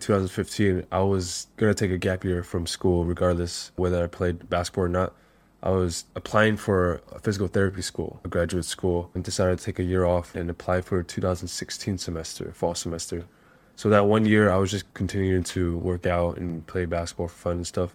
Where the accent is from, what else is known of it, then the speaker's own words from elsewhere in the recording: Monterey Park, California, United States; moved away as an adult; now in Hanoi, Vietnam; I grew up in Southern California, a small little city outside, east of Los Angeles, called Monterey Park